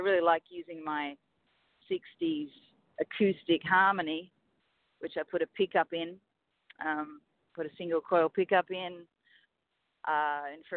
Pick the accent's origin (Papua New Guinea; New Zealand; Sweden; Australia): Australia; Sydney, New South Wales; moved away as an adult; now in Los Angeles, United States; The town that I grew up in Australia, in Sydney, you might know it if you've been there, called Balmain.